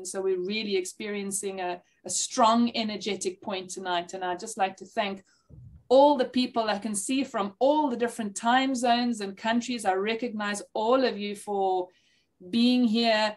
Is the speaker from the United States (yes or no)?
no; South Africa; also born or lived in Zimbabwe; my family is from Zimbabwe. I went to Zimbabwe, then Rhodesia, before I was conscious of the fact, and we were refugees, which is why I was born in South Africa